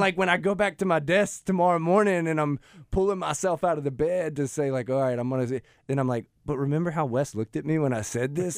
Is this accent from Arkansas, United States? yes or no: yes; Russellville, Arkansas, United States; also born or lived in Sweden; we moved back to my hometown, um, in Russellville